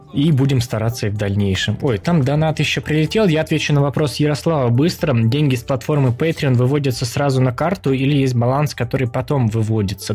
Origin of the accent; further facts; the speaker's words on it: Kyiv, Ukraine; moved away; из Киева, даже если быть точнее